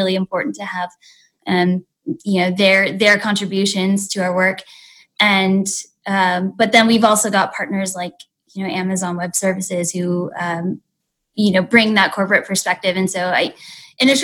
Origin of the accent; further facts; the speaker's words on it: West Coast, United States; moved away as an adult; also born or lived in Alabama / Washington, D.C.; I am born and raised on the West Coast